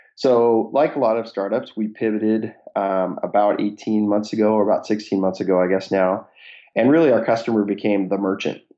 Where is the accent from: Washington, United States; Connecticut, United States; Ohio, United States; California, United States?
Washington, United States; Seattle; born and raised in Seattle area